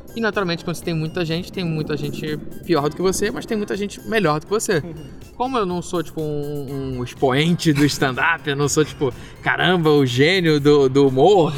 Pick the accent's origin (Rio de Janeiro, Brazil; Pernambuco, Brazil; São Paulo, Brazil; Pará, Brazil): Rio de Janeiro, Brazil; moved away as an adult; now in Belo Horizonte, Brazil; eu sou do Rio de Janeiro